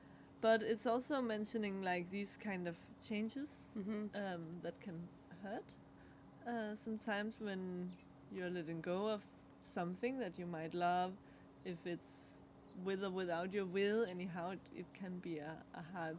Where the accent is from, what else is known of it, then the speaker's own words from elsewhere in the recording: Denmark; first language Danish; English is a second language; And the card is in Danish, my mother tongue.